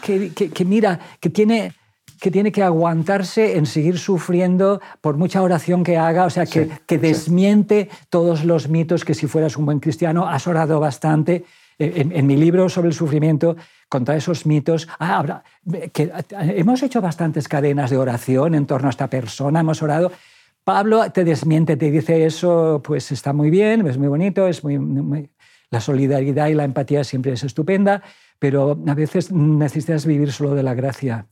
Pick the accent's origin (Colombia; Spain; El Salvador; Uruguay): Spain; Valencian Community; moved away; yo soy, soy muy valenciano